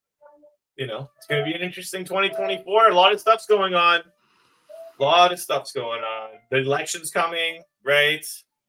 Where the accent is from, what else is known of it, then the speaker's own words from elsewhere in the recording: Montreal, Quebec, Canada; I'm from Montreal